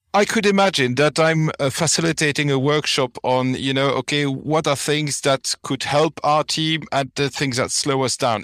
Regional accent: Flanders, Belgium; English is a second language; I'm from Belgium. You know, in our country, it always rains

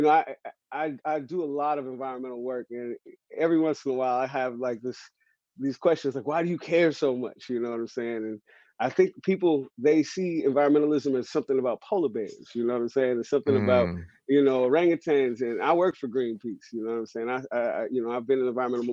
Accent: San Francisco, California, United States; No, I grew up in San Francisco. I'm a San Francisco native. I'm from Hunters Point.

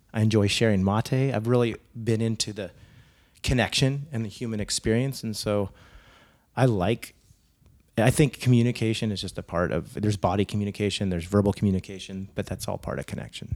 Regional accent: Saratoga, California, United States; also born or lived in Silicon Valley / France / Germany / Spain; I grew up in Saratoga

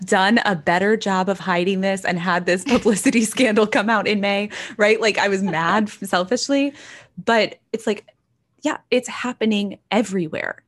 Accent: Texas, United States; growing up, I grew up in Texas.

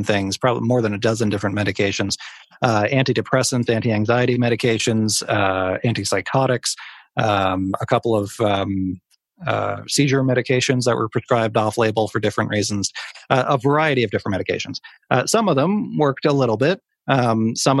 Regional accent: Cape Breton, Nova Scotia, Canada; Cape Breton, my hometown now

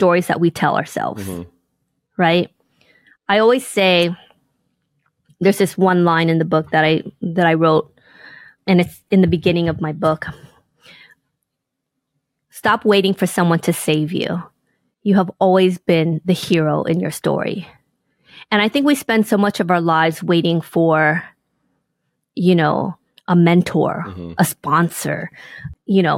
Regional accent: Inglewood, California, United States; growing up in Inglewood, California, in poverty

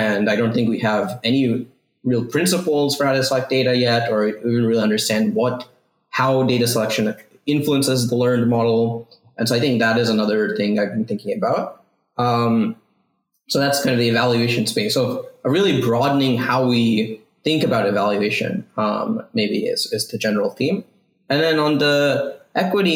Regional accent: East Coast, United States; moved away as an adult; also born or lived in Ithaca, New York; now in California, United States; I grew up on the East Coast

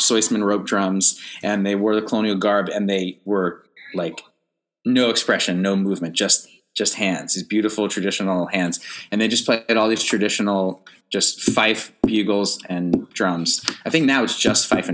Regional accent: Fairfax, Virginia, United States; moved away as an adult; also born or lived in North Carolina; now in New York, United States; I grew up outside of DC in Fairfax, Virginia

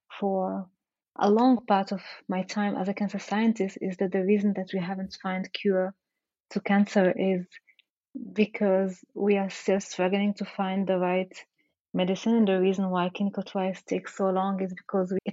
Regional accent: Rabat, Rabat-Salé-Kénitra, Morocco; moved away; I grew up in Morocco

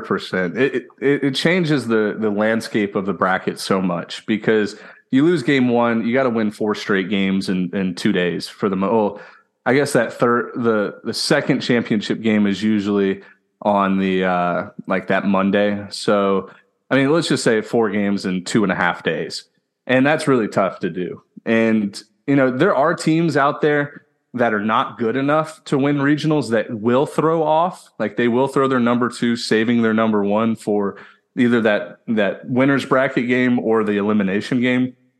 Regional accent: Houston, Texas, United States; I'm from Houston, Texas, born and raised

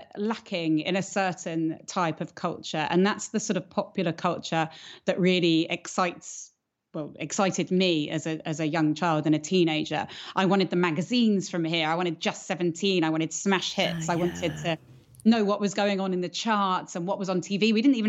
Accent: Andalusia, Spain; When I was growing up in the Costa del Sol, I had this very wonderful barefoot childhood running around.

